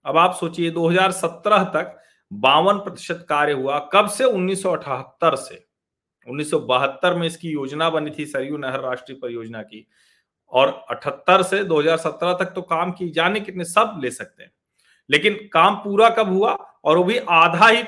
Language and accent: Hindi; Pratapgarh, Uttar Pradesh, India; मैं प्रतापगढ़ से हूँ और मेरा गांव कुंडा तहसील में है तो अब मेरे गांव में तो गन्ना लगभग नहीं उगाते हैं लोग